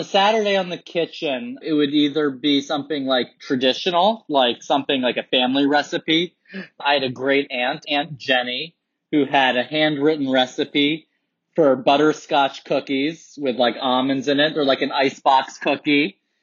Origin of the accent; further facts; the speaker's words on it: New York City, New York, United States; I grew up in Soho, New York, and I'm a real like downtown loft kid